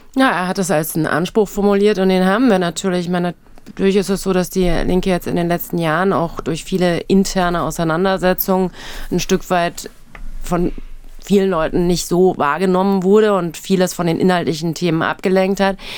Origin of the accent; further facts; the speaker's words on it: Hesse, Germany; accent: Hessian; Ich bin in Hessen aufgewachsen